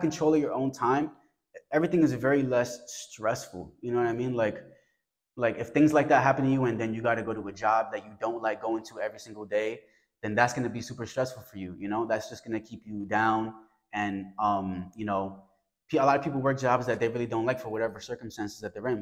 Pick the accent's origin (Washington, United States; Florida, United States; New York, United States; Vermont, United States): New York, United States; New York City; I come from the South Bronx.